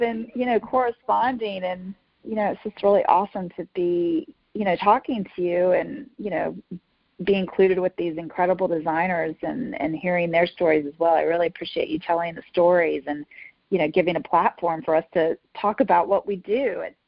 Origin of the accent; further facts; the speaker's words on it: the South, United States; accent: Southern; I spent a whole year about speech to get rid of my Southern accent and to learn how to go into an audition without a Southern accent.